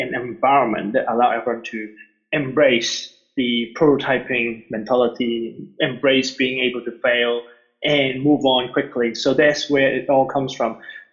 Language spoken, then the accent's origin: English; Hong Kong; moved away; also born or lived in New Zealand; I was born in Hong Kong and I lived half my life here, and then I immigrated to New Zealand and I spent pretty much another half of my life over there.